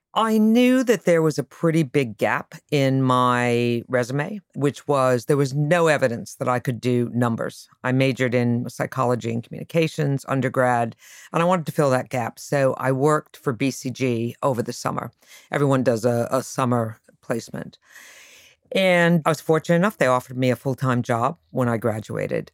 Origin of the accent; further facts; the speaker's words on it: Connecticut, United States; moved away; also born or lived in Boston; I grew up in Connecticut